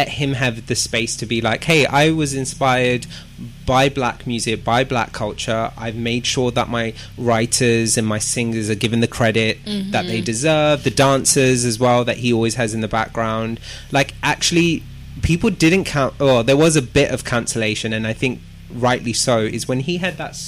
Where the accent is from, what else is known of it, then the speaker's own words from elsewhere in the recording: London, United Kingdom; I'm proud to be from Southwest. I've actually always lived in Southwest.